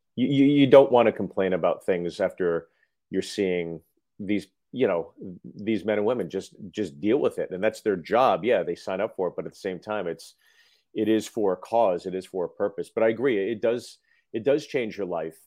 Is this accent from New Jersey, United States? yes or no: yes; Freehold, New Jersey, United States; I was born in Freehold